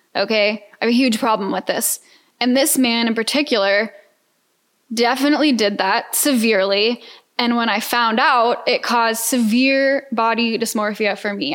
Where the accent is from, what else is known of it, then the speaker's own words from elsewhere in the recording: Atlanta, Georgia, United States; moved away as an adult; now in Houston, United States; I'm a Georgia peach. For those who don't know, born and raised in Atlanta.